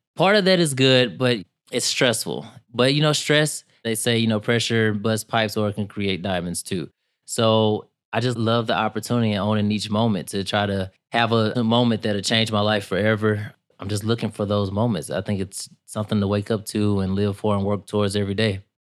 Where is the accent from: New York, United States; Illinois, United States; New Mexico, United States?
Illinois, United States; East St. Louis; I'm from East Saint Louis, Illinois, which a lotta people think since Saint Louis is in Missouri, it's, uh, I'm in Missouri, but right across the river in Illinois, and that's pretty much where I was raised